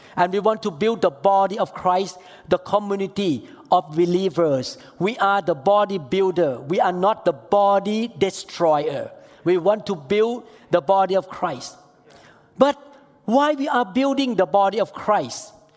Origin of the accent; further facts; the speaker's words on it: Thailand; I'm from Thailand